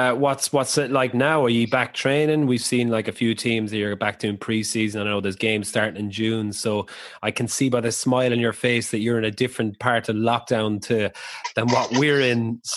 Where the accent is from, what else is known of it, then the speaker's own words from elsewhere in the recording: Ireland; as an Irish person